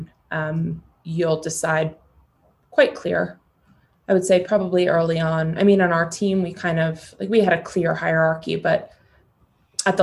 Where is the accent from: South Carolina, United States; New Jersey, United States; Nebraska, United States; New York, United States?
New York, United States; New York City; Being born and raised in New York City, I can't shake this type A part of me